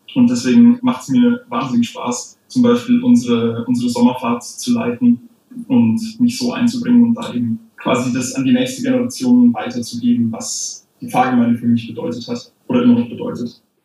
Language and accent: German; Munich, Bavaria, Germany; ich komme aus dem München Osten und dementsprechend ist da auch meine, meine Pfarrei